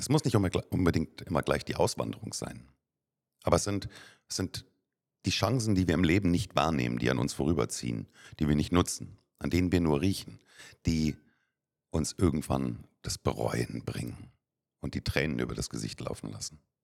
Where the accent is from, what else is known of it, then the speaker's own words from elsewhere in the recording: Germany; moved away as an adult; now in Cyprus; Jetzt sind wir aber keine Amerikaner, sondern wir sind, wir sind Deutsche.